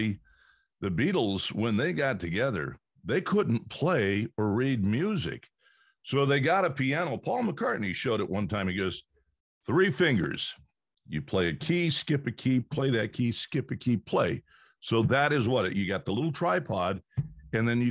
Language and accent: English; Fresno, California, United States; I grew up in Fresno, California